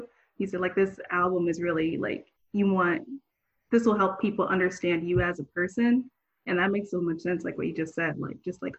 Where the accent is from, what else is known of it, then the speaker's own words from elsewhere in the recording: Miami, Florida, United States; I'm from Miami.